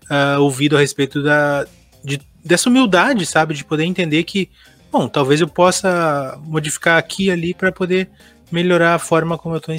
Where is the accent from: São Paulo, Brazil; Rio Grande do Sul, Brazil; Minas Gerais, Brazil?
Rio Grande do Sul, Brazil; De dizer que a gente é gaúcho e tal e tudo mais. E aí eu, eu lutei muito para manter meu sotaque.